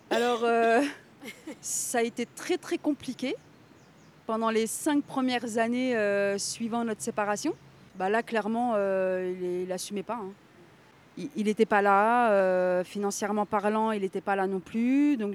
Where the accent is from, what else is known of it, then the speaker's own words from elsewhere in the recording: Villejuif, Île-de-France, France; comme mon ami Elie, je, je viens aussi de Villejuif.